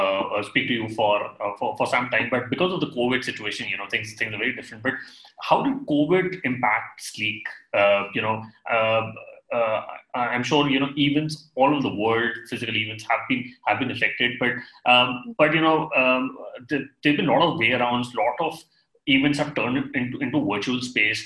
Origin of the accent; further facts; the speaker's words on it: India; I'm from India